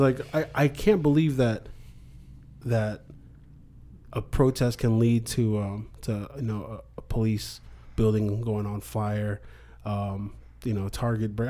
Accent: Alaska, United States; moved away; I grew up in Alaska

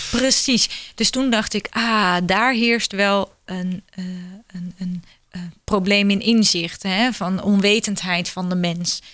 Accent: Netherlands

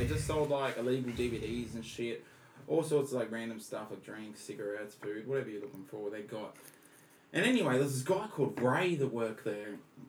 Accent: Australia; I'm over from Australia.

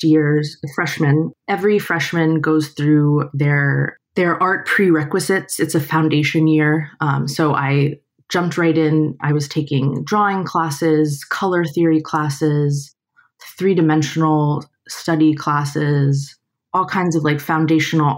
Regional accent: Miami, Florida, United States; I was born and raised in Miami, Florida.

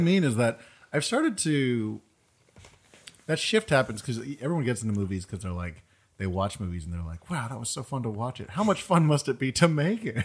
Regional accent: East Coast, United States; moved away; I'm from the East Coast

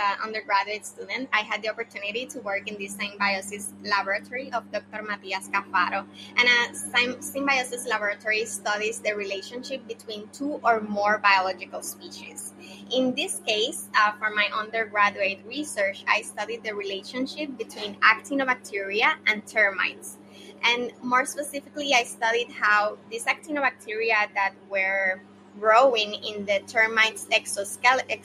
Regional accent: Yauco, Puerto Rico; also born or lived in Ponce, Puerto Rico; now in San Juan, Puerto Rico; I grew up in Yauco, Puerto Rico, but I was born in Ponce.

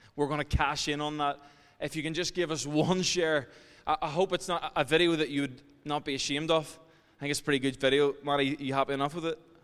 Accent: Ireland; as Irish people

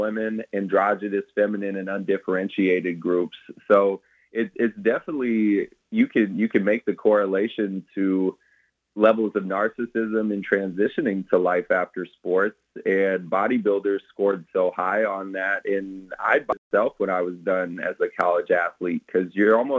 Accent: Mitchellville, Iowa, United States; I grew up in Mitchellville, Iowa on a farm

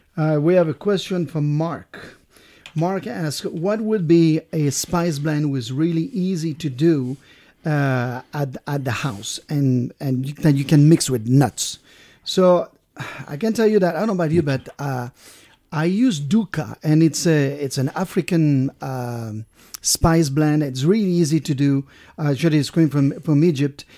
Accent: Brittany, France; moved away; I'm from Brittany

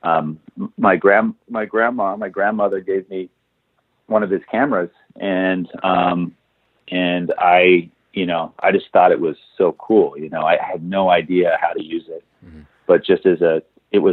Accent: Portland, Oregon, United States; now in Los Angeles, United States; I grew up in Portland, Oregon.

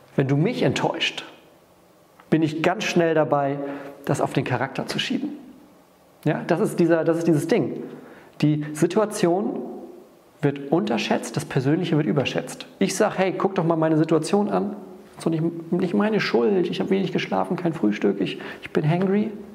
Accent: Northern Germany, Germany; wir gehen da ganz sutsche rein, so sagt man bei uns im Norden.

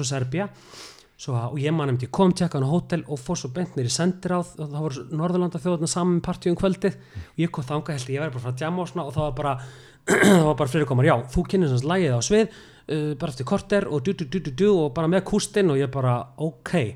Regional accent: Neskaupstaður, Eastern Region, Iceland; moved away as an adult; now in Reykjavík, Iceland; ég er frá neskustad ég er frá neskustad

